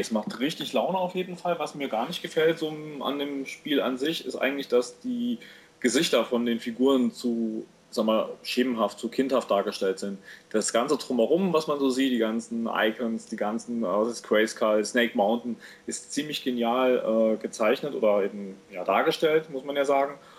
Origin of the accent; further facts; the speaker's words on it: East Germany, Germany; als Ossi-Kind, kam mit dem Videorekorder rüber